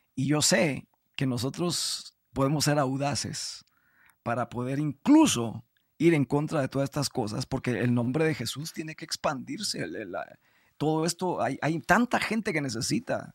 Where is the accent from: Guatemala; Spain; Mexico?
Guatemala; yo soy guatemalteco